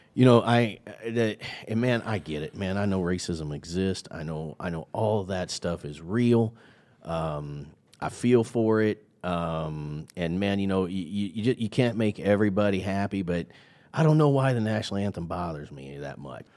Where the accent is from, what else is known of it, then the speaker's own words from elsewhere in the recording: Midwest, United States; I'm from the Midwest